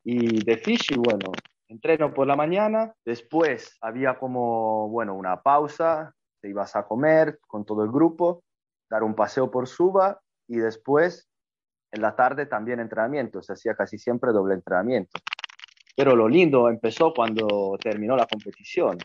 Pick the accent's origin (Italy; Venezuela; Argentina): Italy; Spanish is a second language; moved away as an adult; llegué a Asia como primer italiano a jugar